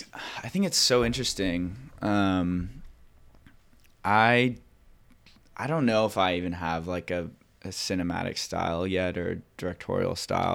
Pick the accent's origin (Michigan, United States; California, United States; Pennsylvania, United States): California, United States; Laguna Beach; I grew up in Laguna Beach